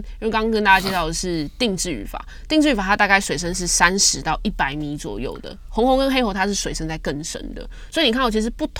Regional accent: Hualien County, Taiwan; 在我们花莲人这边讲的土托就是吉春

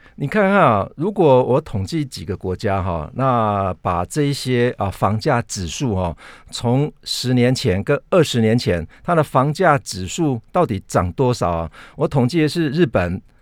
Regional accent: Taiwan; 就是有我们台湾人，很多人都跑到加拿大

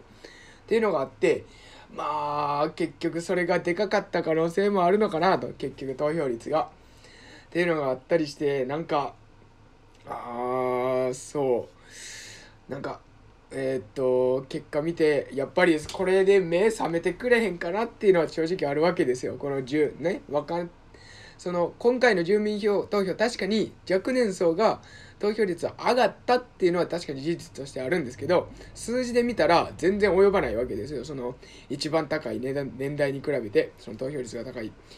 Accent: Osaka, Japan; moved away; 僕、大阪出身で、大阪市出身なので

